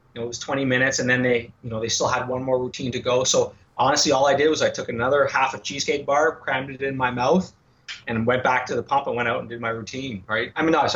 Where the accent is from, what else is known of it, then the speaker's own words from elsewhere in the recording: Montreal, Quebec, Canada; born and raised in Montreal.